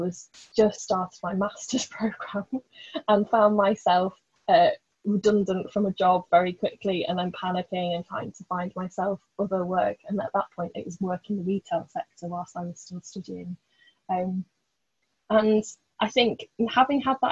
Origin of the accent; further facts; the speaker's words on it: Blackpool, North West England, United Kingdom; I grew up in Blackpool